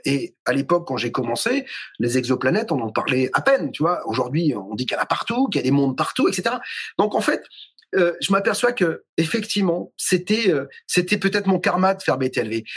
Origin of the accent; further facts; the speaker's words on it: Toulouse, Occitania, France; je vivais dans une maison, je suis toulousain, à côté de Toulouse. Et vers 3-4 ans, visiblement, j'étais dans une chambre dans cette maison à Saint-Martin-du-Touche